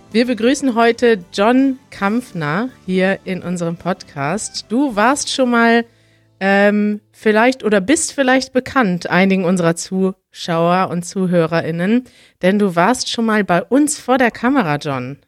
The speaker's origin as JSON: {"language": "German", "country": "Germany", "said": "als Deutsche"}